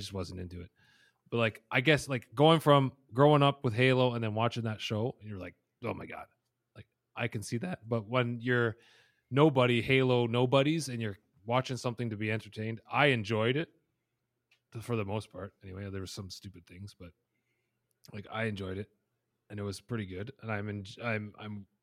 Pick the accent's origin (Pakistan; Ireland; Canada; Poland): Canada; as a Canadian